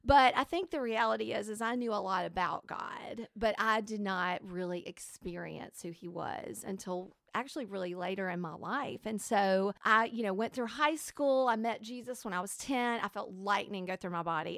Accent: Alabama, United States; I was raised in Alabama

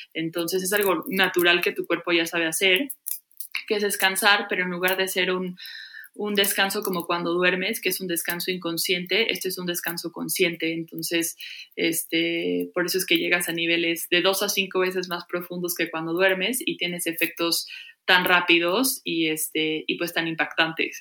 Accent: Mexico; moved away as an adult; also born or lived in Los Angeles; me tengo que ir de México

